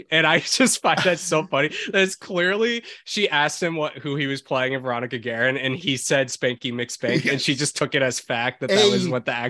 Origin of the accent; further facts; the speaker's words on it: United States; as an American